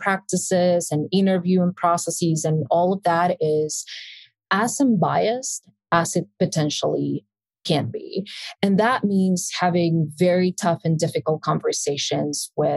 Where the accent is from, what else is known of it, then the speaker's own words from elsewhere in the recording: Buenos Aires, Argentina; first language Spanish; English is a second language; moved away; I was born and raised in Buenos Aires, Argentina